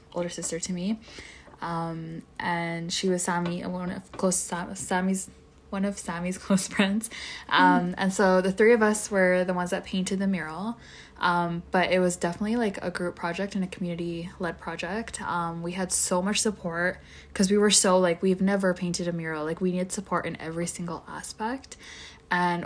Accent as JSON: {"language": "English", "town": "Edmonton", "region": "Alberta", "country": "Canada", "said": "I'm from Edmonton"}